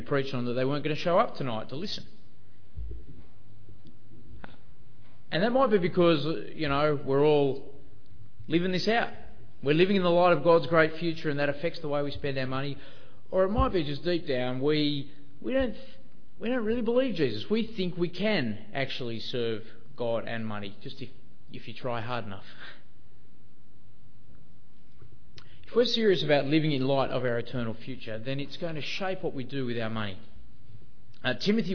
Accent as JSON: {"language": "English", "country": "Australia", "also_born_or_lived": "Sydney", "said": "being Australian"}